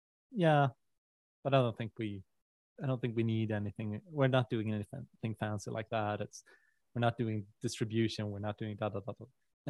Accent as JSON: {"language": "English", "country": "Sweden", "second_language": "English", "said": "we're Swedish"}